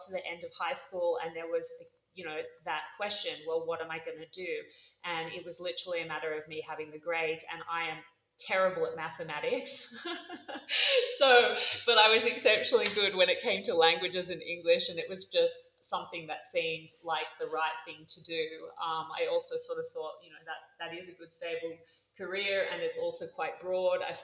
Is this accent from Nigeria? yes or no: no; Australia; moved away as an adult; also born or lived in Los Angeles; now in Mexico City, Mexico; my hometown, Australia